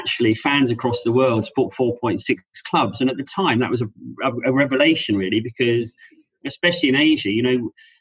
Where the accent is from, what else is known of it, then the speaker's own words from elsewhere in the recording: London, United Kingdom; being born and bred in South London